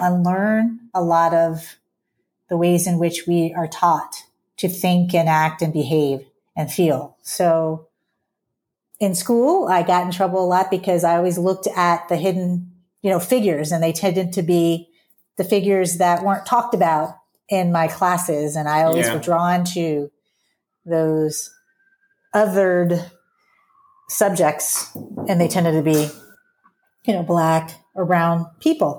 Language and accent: English; Greenwood, Mississippi, United States; now in Pittsburgh, United States; I was born in Greenwood, Mississippi